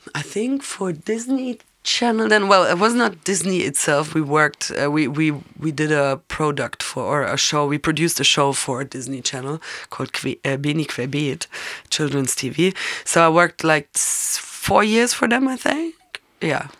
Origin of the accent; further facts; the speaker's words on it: Munich, Bavaria, Germany; I'm born and raised in Munich